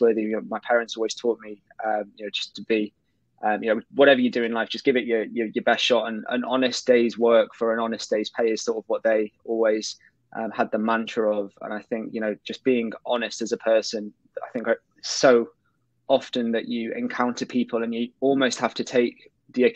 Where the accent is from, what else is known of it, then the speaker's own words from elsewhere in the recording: Colwyn Bay, Wales, United Kingdom; I grew up in North Wales, in a small town called Colwyn Bay.